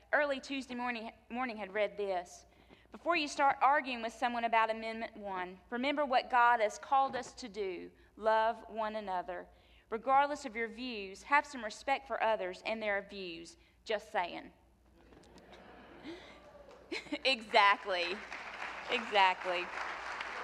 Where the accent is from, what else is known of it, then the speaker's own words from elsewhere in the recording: North Carolina, United States; moved away; my home state of North Carolina